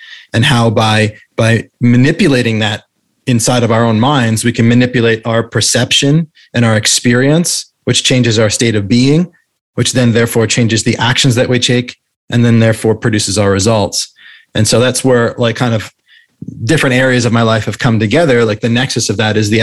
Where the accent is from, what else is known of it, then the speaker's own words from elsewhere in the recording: New England, United States; moved away as an adult; also born or lived in London / Santa Monica; now in Maui, United States; I grew up in the Northeast in New England